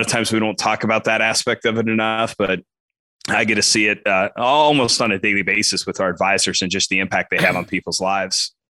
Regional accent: Western Kansas, United States; grew up, as you said, grew up in Western Kansas, uh, about three and a half hours west of Topeka.

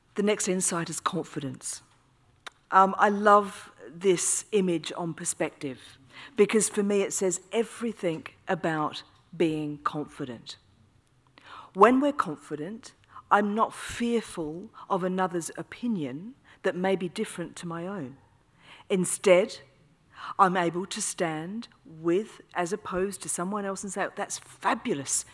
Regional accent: Australia; now in United Kingdom; I'm Australian

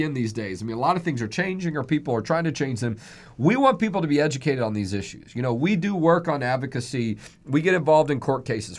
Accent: Texas, United States; I'm fifth generation Texan

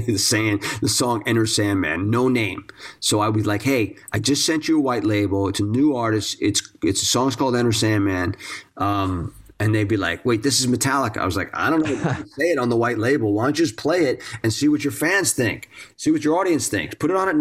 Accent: East Coast, United States; growing up on the East Coast

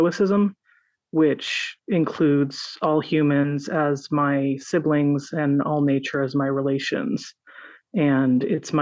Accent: Los Altos, California, United States; also born or lived in Stanford / San Francisco; I was born at Stanford on the San Francisco Peninsula and grew up mostly in Los Altos and then in San Francisco

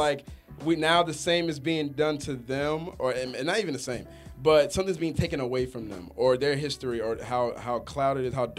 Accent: Stone Mountain, Georgia, United States; I grew up in Stone Mountain.

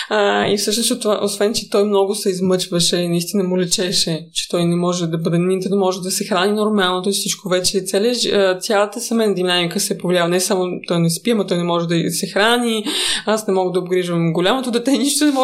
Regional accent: Moscow, Russia; Bulgarian is a second language; Да, аз съм рускини, да, аз съм израснала в Москва.

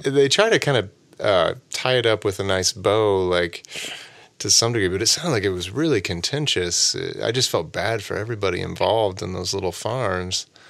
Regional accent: Oklahoma, United States; moved away as an adult; now in Chicago, United States; I'm trying to move the family out to greener pastures, uh, back to my home state of Oklahoma

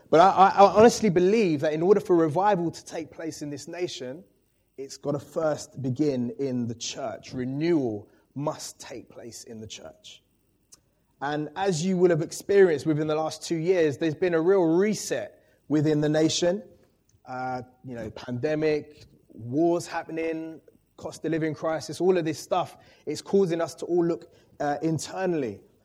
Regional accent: London, United Kingdom; I grew up in Walthamstow

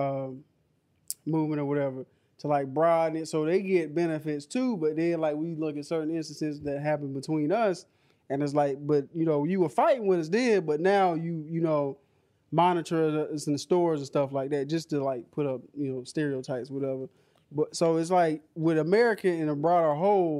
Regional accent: United States; I'm American. I consider myself an American

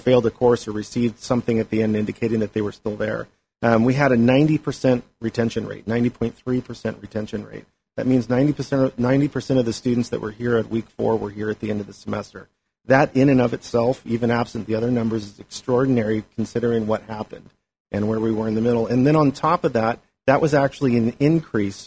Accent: Angwin, California, United States; also born or lived in St. Helena; I've grown up here in the Valley. I'm from St. Helena, Angwin, really

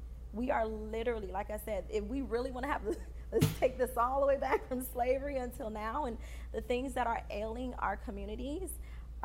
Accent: Fort Lauderdale, Florida, United States; also born or lived in Haiti; I am first generation from Haiti, born in Haiti, raised here. And so a lot of the things that I experienced in Fort Lauderdale, Florida was for the first time.

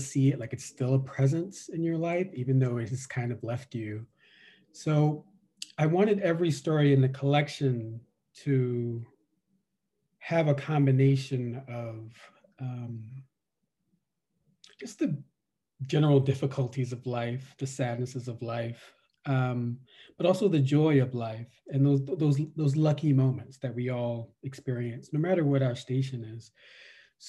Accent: New York City, New York, United States; also born or lived in Virginia; I was born in Virginia, raised in New York City, in the Bronx and Brooklyn

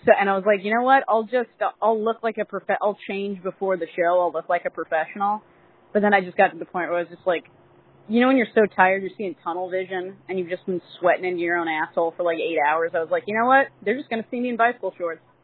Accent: California, United States; I'm from California

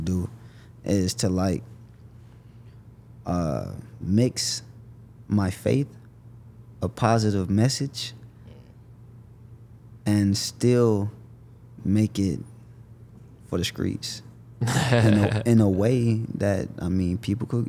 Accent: Jacksonville, Florida, United States; I'm born and raised Jacksonville, Florida. Like, I stayed 20 years out

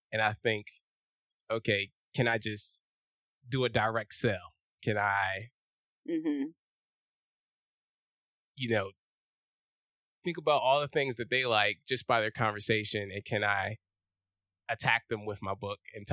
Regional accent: Philadelphia, Pennsylvania, United States; moved away as an adult; also born or lived in California; I am from West Philadelphia. Born and raised.

